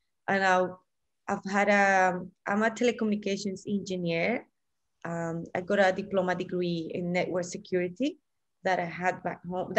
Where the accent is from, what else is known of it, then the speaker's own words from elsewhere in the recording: Bogotá, Colombia; English is a second language; moved away as an adult; now in Australia; Yeah, I'm from Bogota, really? From the capital city.